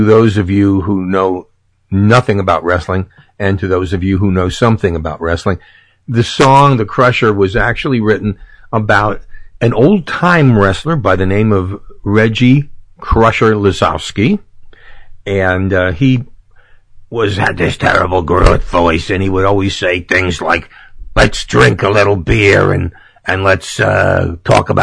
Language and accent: English; New York City, New York, United States; now in Orlando, United States; I come from New York City. Sure, you couldn't tell by my accent.